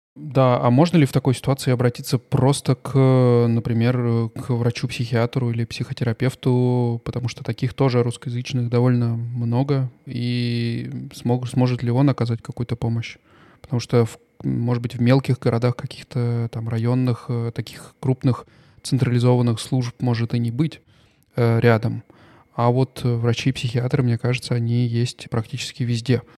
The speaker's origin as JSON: {"language": "Russian", "country": "Russia", "moved": "yes", "lives_now": "Stuttgart, Germany", "said": "я из России"}